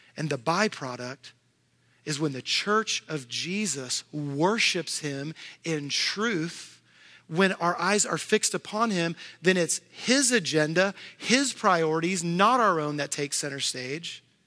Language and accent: English; Houston, Texas, United States; now in Tennessee, United States; I'm living in Tennessee, but I grew up in Houston, Texas.